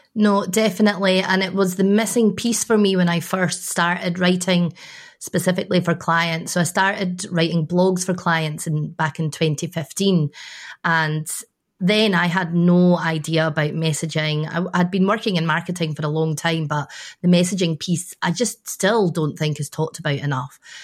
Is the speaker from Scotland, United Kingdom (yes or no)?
yes; Scotland, United Kingdom; I'm a Scottish woman